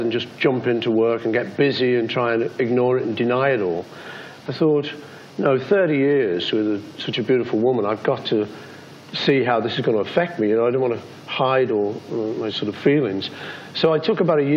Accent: United Kingdom; I'm British

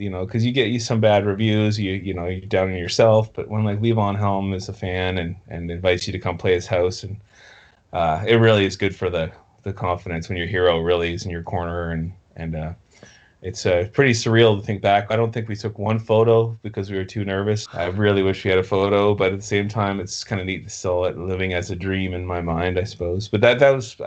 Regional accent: Halifax, Nova Scotia, Canada; the club in Halifax, my hometown, in the 70s, and 80s.

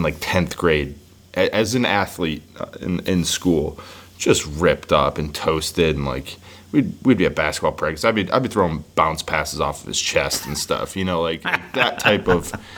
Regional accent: Buffalo, New York, United States; moved away as an adult; now in Nashville, United States; I grew up in Buffalo

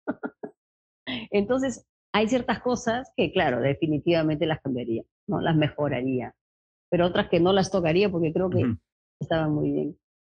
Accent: Lima, Peru; yo soy limeña y mi experiencia más fuerte es en Lima

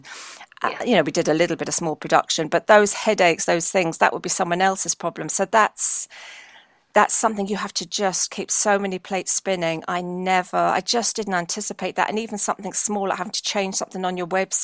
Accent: London, United Kingdom; I was brought up in London, but in a home that, I was brought up in a very Irish part of London.

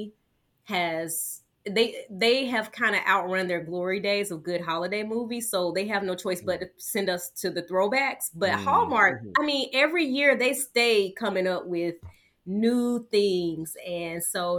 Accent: the South, United States; I'm from the South.

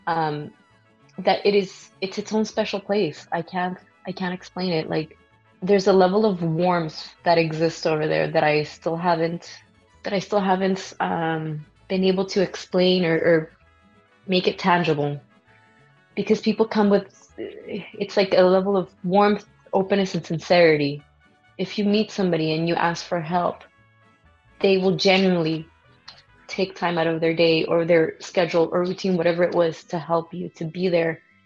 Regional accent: El Paso, Texas, United States; moved away as an adult; also born or lived in Vancouver; I was born in El Paso, Texas

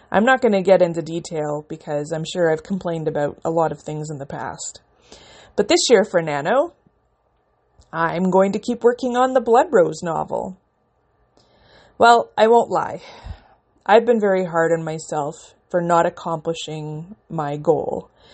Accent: Canada; I'm a Canadian independent author

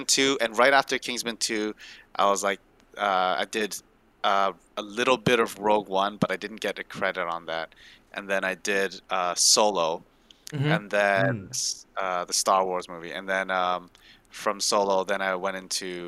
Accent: Malaysia; moved away; I'm from Malaysia too.

